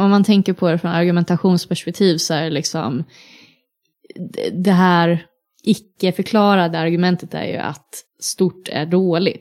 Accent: Linköping, Östergötland, Sweden; now in Uppsala, Sweden; hemma i Linköping

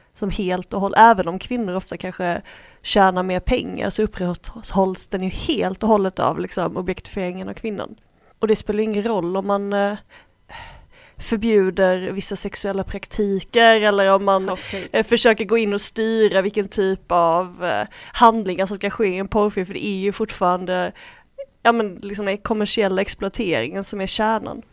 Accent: Sweden; jag är väldigt svensk

